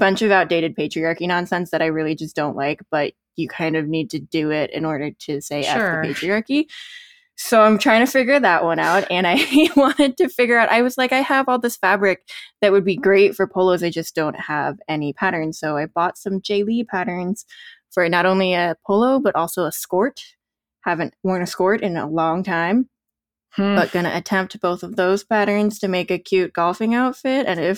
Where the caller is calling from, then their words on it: Denver, Colorado, United States; I'm recording from Denver, Colorado.